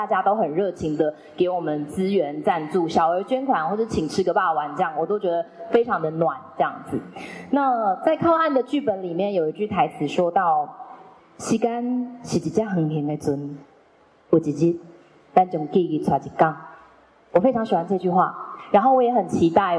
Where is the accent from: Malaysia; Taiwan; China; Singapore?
Taiwan; Nantou County; 其实我是南投人，可是就是因缘际会，我就爱上了一个鹿港人，所以我男朋友是鹿港人。对，所以很有可能之后我也会说我是彰化人这样子。